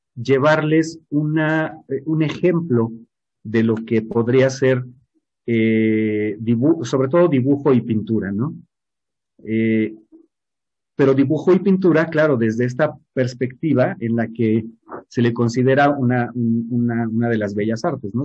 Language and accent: Spanish; Mexico; nosotros como mexicanos